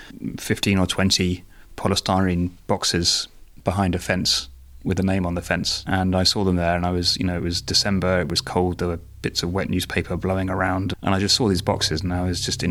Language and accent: English; United Kingdom; moved away as an adult; now in Denmark; I am British, but moved to Denmark 15 years ago and have been here ever since.